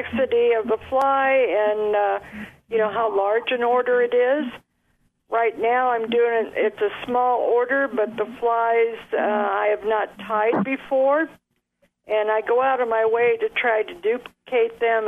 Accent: Nebraska, United States; also born or lived in Newport Beach, California; now in California, United States; I'm originally from Nebraska

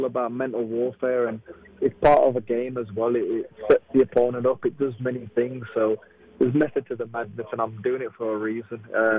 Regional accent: Wolverhampton, West Midlands, United Kingdom; Yeah, I'm a Wolves fan. It's my hometown.

